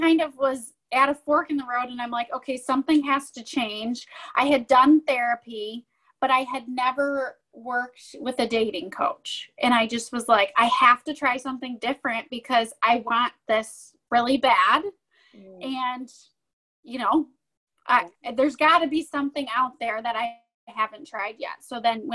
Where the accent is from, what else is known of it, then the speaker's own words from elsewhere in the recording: Michigan, United States; I'm from Michigan, and I'm 31 years old